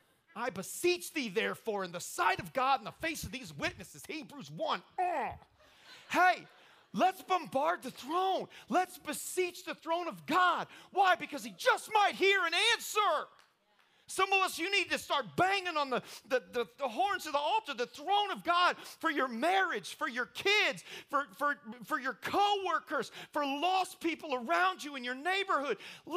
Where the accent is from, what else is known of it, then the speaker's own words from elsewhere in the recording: Indiana, United States; because I'm from Indiana, and it's kind of, basketball is kind of what we do in Indiana.